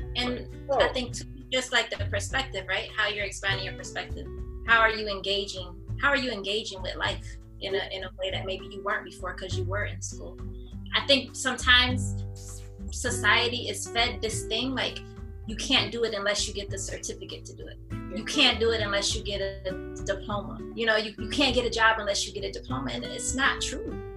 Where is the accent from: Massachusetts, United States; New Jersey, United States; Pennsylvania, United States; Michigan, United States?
Michigan, United States; Flint; now in Atlanta, United States; born and raised in Flint, Michigan. Uh, we live in Atlanta now